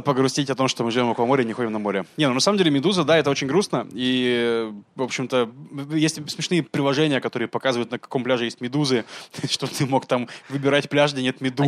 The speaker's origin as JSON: {"language": "Russian", "country": "Russia", "moved": "yes", "lives_now": "Israel", "said": "я из России"}